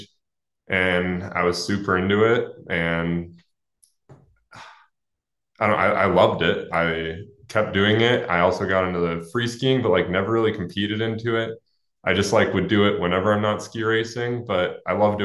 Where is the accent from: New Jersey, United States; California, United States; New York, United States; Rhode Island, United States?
California, United States; Alamo; I grew up in Alamo, California, which is sort of near San Francisco